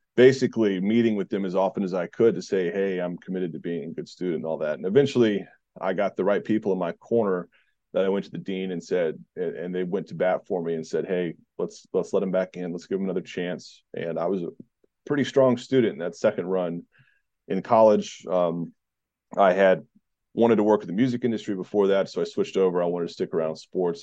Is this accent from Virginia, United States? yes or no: yes; Southeast Virginia, United States; also born or lived in North Carolina / Georgia; I grew up in Southeast Virginia for the most part